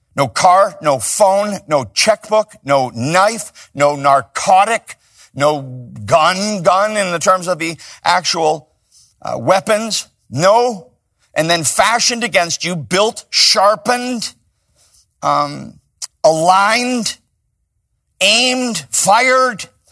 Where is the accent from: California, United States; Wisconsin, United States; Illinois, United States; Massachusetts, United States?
Illinois, United States; Chicago; now in Los Angeles, United States; I'm from Chicago.